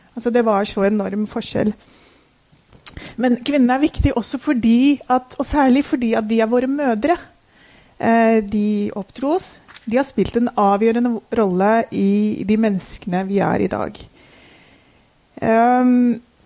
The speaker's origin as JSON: {"language": "Norwegian", "region": "Oslo", "country": "Norway", "tie": "born or raised there", "said": "Jeg er født og oppvokst i Oslo"}